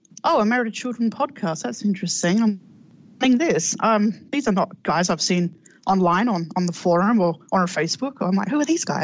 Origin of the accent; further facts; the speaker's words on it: Australia; I'm Australian